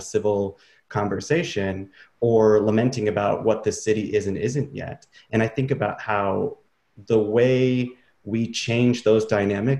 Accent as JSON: {"language": "English", "town": "Traverse City", "region": "Michigan", "country": "United States", "tie": "born or raised there", "moved": "as an adult", "said": "growing up in Traverse City"}